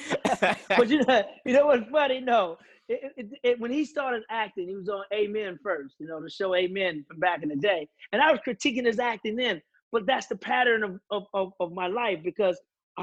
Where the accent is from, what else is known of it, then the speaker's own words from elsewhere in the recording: St. Louis, Missouri, United States; moved away as an adult; also born or lived in Northern California / New York / Los Angeles; But we claimed St. Louis